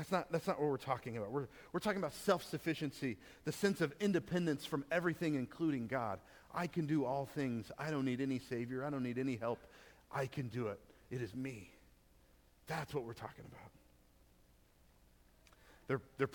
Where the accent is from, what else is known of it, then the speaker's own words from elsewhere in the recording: Texas, United States; Being a Texan